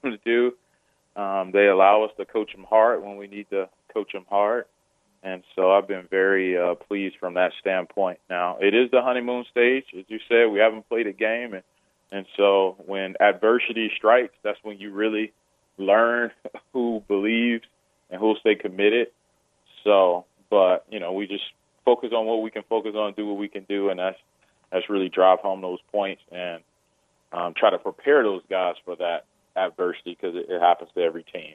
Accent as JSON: {"language": "English", "town": "Chicago", "region": "Illinois", "country": "United States", "also_born_or_lived": "Virginia", "lives_now": "Urbana, United States", "said": "I'm originally from Chicago and mostly lived in Illinois"}